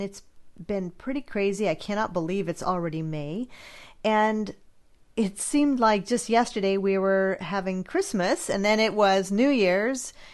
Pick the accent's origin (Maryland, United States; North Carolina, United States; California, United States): California, United States; I'm from California